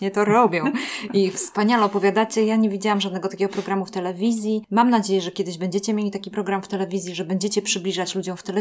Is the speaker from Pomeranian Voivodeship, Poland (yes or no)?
no; Warmian-Masurian Voivodeship, Poland; Ja jestem z Warmii